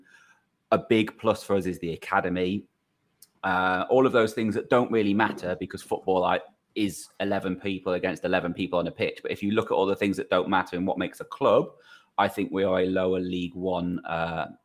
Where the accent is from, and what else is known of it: Crewe, North West England, United Kingdom; born or raised there